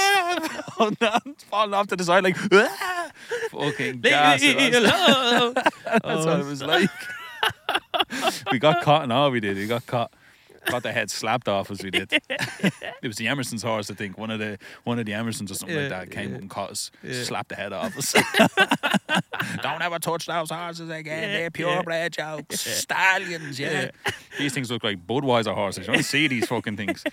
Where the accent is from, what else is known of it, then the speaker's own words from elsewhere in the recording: Ireland; I'm Irish